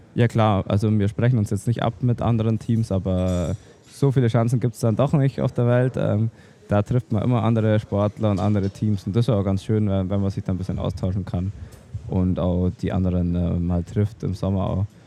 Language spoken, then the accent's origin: German; Oberstdorf, Bavaria, Germany; bei uns daheim in Allgäu Alpen, in Oberstdorf. Da, ähm, da bin ich äh, geboren und aufgewachsen